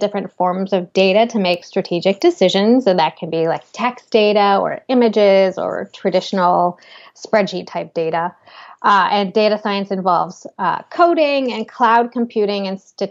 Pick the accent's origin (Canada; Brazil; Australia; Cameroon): Canada; moved away as an adult; also born or lived in New York City / Seattle; I was in Canada at the time. I'm Canadian.